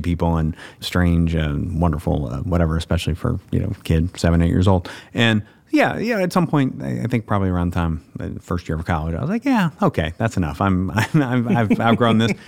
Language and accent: English; the South, United States; I'm from the South.